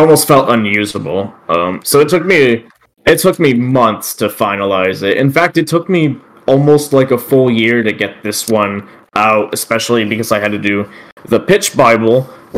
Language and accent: English; Texas, United States; I grew up in Texas as well